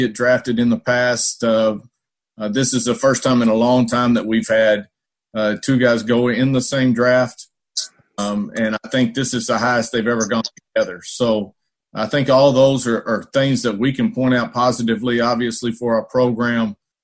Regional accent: Dallas, Texas, United States; now in Tulsa, United States; I was born right there in Dallas.

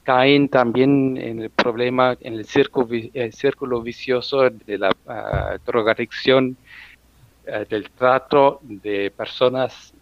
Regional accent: Germany; also born or lived in Brazil; yo soy alemán, pero mi corazón es medio brasileño porque viví casi dos años en Brasil

